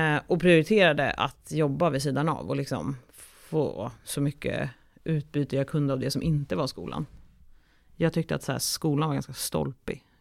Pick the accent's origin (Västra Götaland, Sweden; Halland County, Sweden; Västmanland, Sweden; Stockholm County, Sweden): Stockholm County, Sweden; Stockholm; also born or lived in Umeå; från Stockholm, där jag kommer ifrån